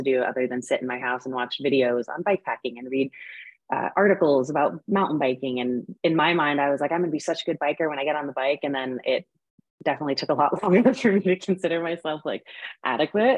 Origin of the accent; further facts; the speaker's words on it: New England, Connecticut, United States; moved away as an adult; now in Boulder, United States; I had never been outside of Connecticut, really, in New York. So I grew up in New England, but definitely way more on like the New York side of things.